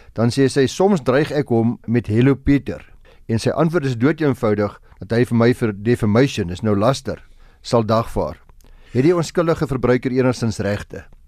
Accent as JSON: {"language": "Afrikaans", "country": "South Africa", "said": "ons as Suid-Afrikaners"}